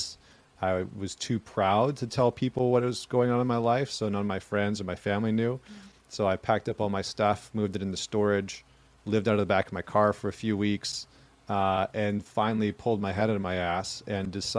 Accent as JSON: {"language": "English", "region": "Alberta", "country": "Canada", "tie": "born or raised there", "moved": "yes", "said": "I grew up in Alberta, Canada, like Northern Canada"}